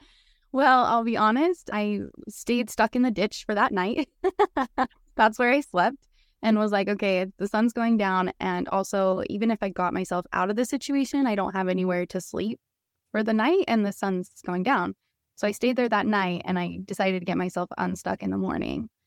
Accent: Salt Lake City, Utah, United States; moved away as an adult; I'm from Salt Lake City, born and raised

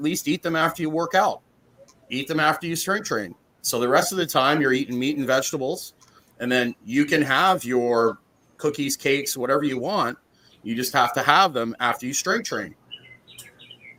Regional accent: Canada; I'm Canadian

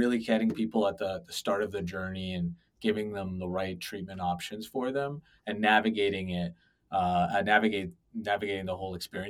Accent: Toronto, Ontario, Canada; moved away as an adult; now in United States; I was born and raised in Toronto

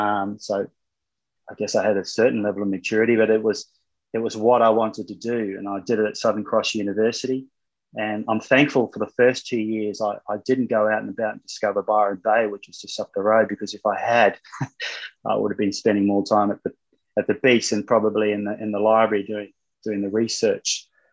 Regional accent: Solomon Islands; also born or lived in New Zealand; I was born in New Zealand, but I left there when I was around two, and my father got a job in the Solomon Islands, and I was running around bare feet, no television.

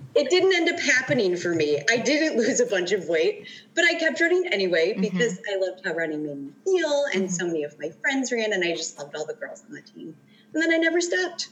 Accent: Chicago, Illinois, United States; I grew up in the Chicagoland area

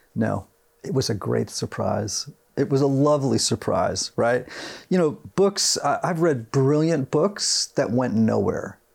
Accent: Greenwich, Connecticut, United States; I grew up in Greenwich, Connecticut, right, right outside of Manhattan

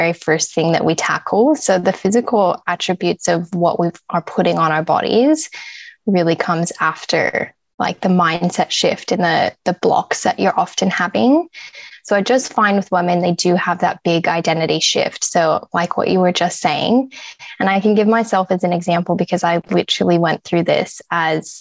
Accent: Wyoming, United States; moved away as an adult; also born or lived in southern Sydney, Australia; now in Sydney, Australia; I'm originally from America. So I was born and raised in Wyoming, which is a tiny little country town in the US.

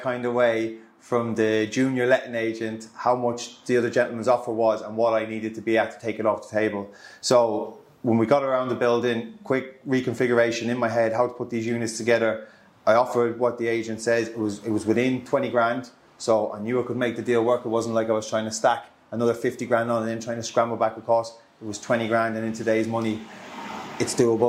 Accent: west of Ireland, Ireland; now in Solihull, United Kingdom; I'm originally from Ireland, from the west of Ireland. I'm based here in Birmingham, live out of Solihull.

